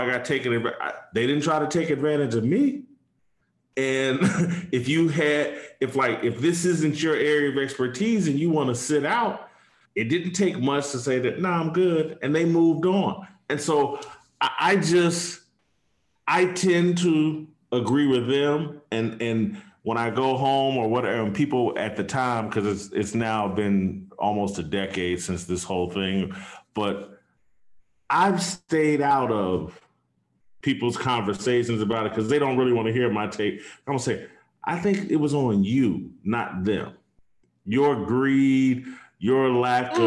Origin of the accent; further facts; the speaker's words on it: Indianapolis, Indiana, United States; my hometown, in Indianapolis